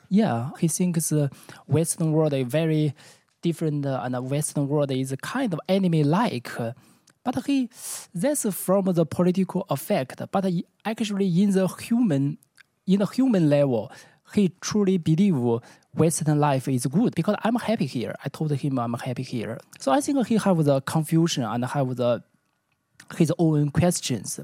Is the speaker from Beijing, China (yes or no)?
yes; Beijing, China; English is a second language; moved away as an adult; now in Amsterdam, Netherlands; I'm from Beijing